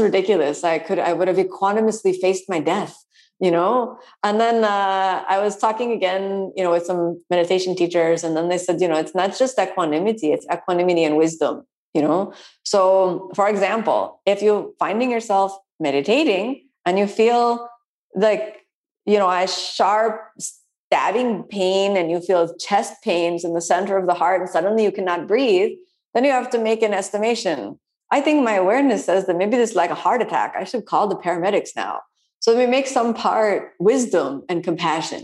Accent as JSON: {"language": "English", "region": "Florida", "country": "United States", "said": "I'm from Florida"}